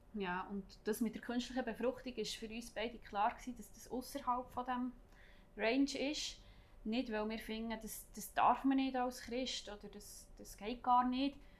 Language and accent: German; Thun, Bern, Switzerland; Thun, also in meine Region